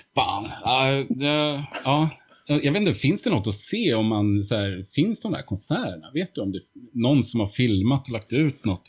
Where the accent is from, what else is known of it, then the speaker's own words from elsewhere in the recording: Uppsala, Uppsala County, Sweden; Baroviak i Uppsala, som ju var min hemstad